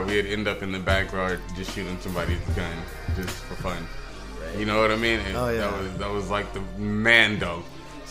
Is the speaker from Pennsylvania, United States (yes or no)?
no; Barstow, California, United States; I'm from a small town, I'm from Barstow.